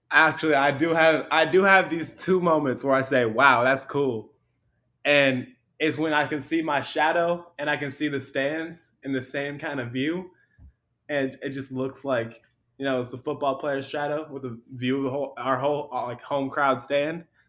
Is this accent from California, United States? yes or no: yes; Long Beach, California, United States; I'm from Long Beach